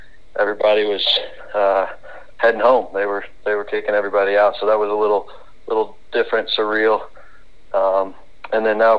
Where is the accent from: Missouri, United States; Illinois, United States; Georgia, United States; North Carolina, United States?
Missouri, United States; Mount Vernon; also born or lived in Camdenton, Missouri; my dad took the Mount Vernon job. I was in eighth grade, and so that Mount Vernon's kind of my hometown